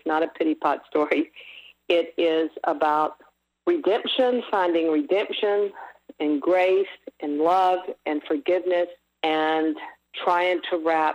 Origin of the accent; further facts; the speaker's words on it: Mississippi, United States; moved away; also born or lived in Los Angeles; growing up in Mississippi during that time and era